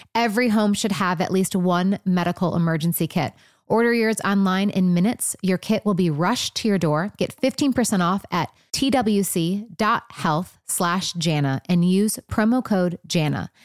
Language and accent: English; Michigan, United States; moved away as an adult; also born or lived in Los Angeles; now in Nashville, United States; I was from Michigan when I moved